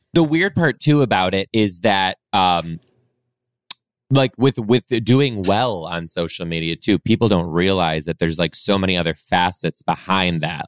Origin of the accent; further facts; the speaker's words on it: Detroit, Michigan, United States; moved away as an adult; now in Seattle, United States; I was born in Detroit, mainly raised just outside a suburb just outside of Detroit too